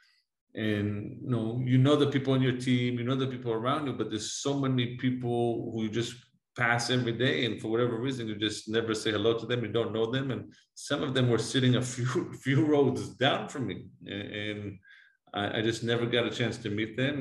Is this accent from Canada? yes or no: no; Jerusalem, Jerusalem District, Israel; English is a second language; moved away as an adult; now in United States; I'm originally from Jerusalem, from Israel. I was born and raised there